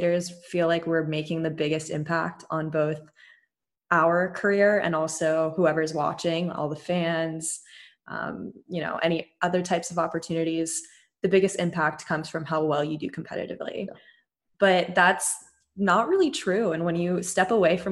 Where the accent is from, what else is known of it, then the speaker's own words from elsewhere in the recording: United States; an amusement park in my hometown, Great America